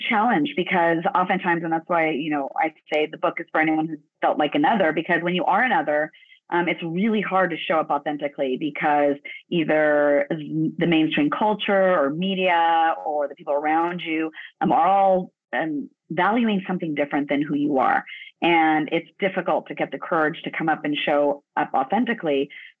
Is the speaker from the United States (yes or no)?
yes; Los Angeles, California, United States; My mom is from El Salvador. My father is from Ecuador. Grew up down in Los Angeles, and I was born in Los Angeles.